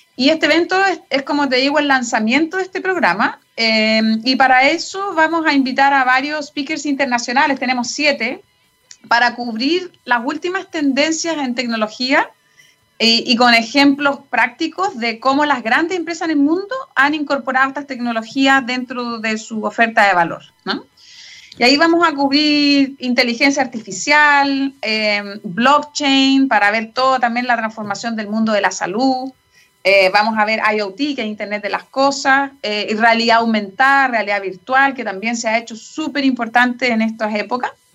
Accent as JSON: {"language": "Spanish", "country": "Chile", "also_born_or_lived": "United States", "moved": "as an adult", "said": "Yo me fui a los 21 años de Chile, de hecho, me estuve casi 18 años fuera de Chile"}